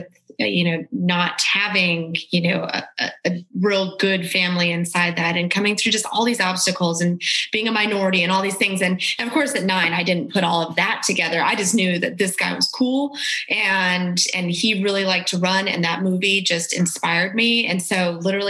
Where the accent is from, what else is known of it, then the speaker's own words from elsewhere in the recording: Leadville, Colorado, United States; also born or lived in Denver, Colorado; growing up in Colorado, I was born in Denver. And then when I was about, I think I was newly 9, we moved up to little town, in the mountains called Leadville.